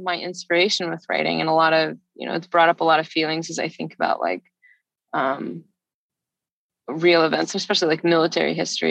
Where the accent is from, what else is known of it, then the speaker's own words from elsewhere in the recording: Alabama, United States; I grew up in Alabama